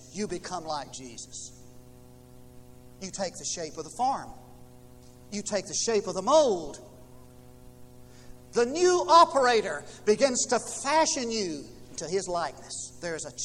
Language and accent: English; United States; moved away; I came from Knox County